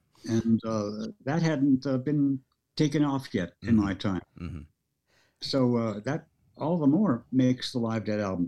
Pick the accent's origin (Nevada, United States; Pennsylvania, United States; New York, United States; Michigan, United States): Nevada, United States; Las Vegas; first language Norwegian; English is a second language; also born or lived in Jersey Shore, New Jersey; I grew up in Vegas. You might have noticed that's where I got this accent.